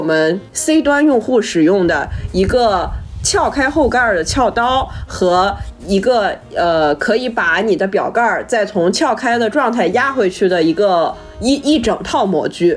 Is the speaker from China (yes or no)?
yes; Shandong, China; 我的家乡